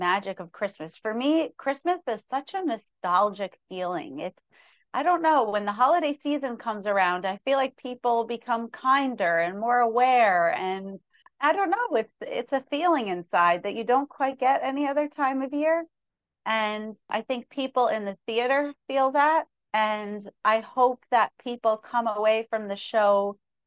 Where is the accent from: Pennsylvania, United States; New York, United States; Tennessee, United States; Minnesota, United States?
New York, United States; Although I'm a country artist, I grew up in New York. I'm still a New Yorker.